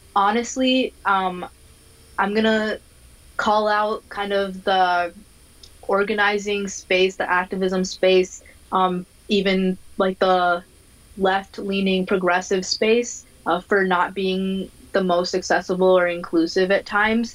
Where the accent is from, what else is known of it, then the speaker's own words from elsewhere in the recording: Minnesota, United States; I am from Minnesota. I was born and raised here